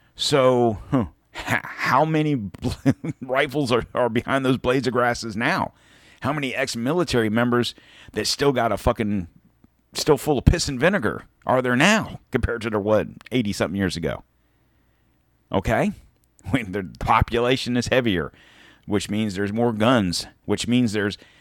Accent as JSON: {"language": "English", "region": "Pennsylvania", "country": "United States", "tie": "born or raised there", "moved": "yes", "lives_now": "Florida, United States", "said": "I was born in Pennsylvania, but I've lived here long enough"}